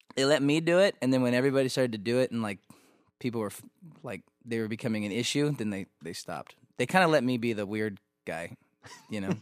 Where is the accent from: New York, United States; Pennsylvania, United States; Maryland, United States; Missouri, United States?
Missouri, United States; growing up in Missouri